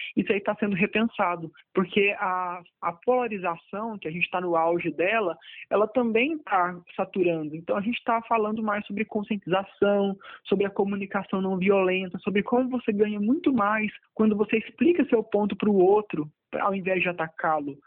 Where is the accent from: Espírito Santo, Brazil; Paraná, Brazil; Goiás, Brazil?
Goiás, Brazil; Anápolis; eu sou de Anápolis